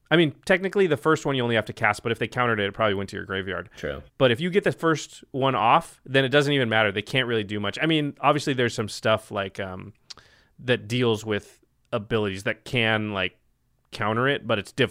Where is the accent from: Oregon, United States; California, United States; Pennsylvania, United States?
Oregon, United States; Portland; I'm from Portland